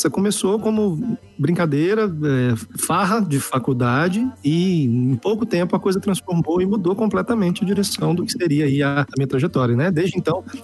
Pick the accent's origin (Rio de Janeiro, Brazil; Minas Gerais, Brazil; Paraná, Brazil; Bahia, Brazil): Minas Gerais, Brazil; eu sou mineiro, gente